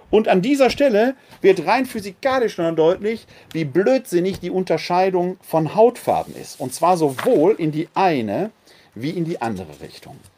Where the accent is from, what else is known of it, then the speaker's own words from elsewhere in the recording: Essen, North Rhine-Westphalia, Germany; born there; also born or lived in Munich / Bochum / Witten / Wuppertal; ich bin in Essen geboren, habe in München gelebt, in Bochum, in Witten, in Wuppertal, in Bonn, wieder in Wuppertal.